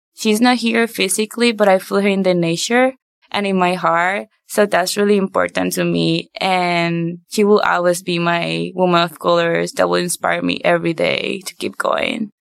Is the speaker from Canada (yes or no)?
no; Puerto Rico; moved away; I grew up in Puerto Rico